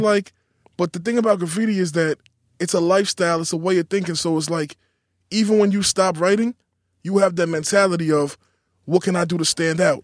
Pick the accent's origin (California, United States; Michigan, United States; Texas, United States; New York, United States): New York, United States; New York City; Growing up in Queens